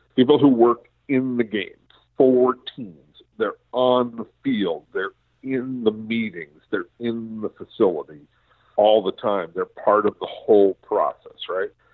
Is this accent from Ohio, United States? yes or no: no; Los Angeles, California, United States; I grew up in Los Angeles